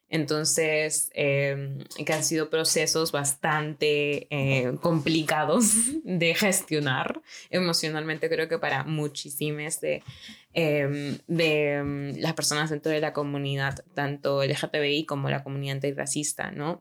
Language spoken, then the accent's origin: Spanish; Lima, Peru; moved away; yo como, como limeña